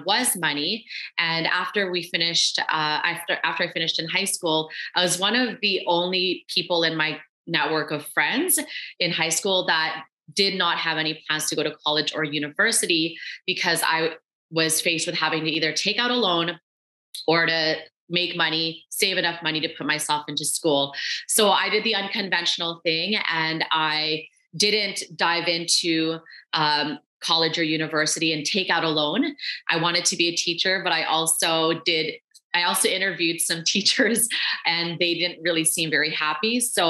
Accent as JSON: {"language": "English", "country": "Canada", "tie": "born or raised there", "also_born_or_lived": "Philippines", "said": "I was born in the Philippines on bamboo floors, and we were granted an opportunity to come to Canada when I was four."}